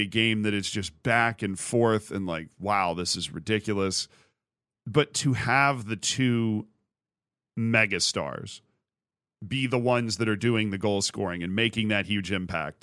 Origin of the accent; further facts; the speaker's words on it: United States; I'm American